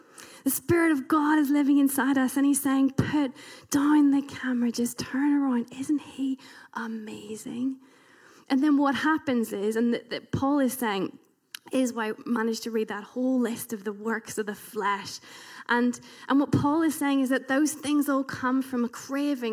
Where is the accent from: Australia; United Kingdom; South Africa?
United Kingdom; being British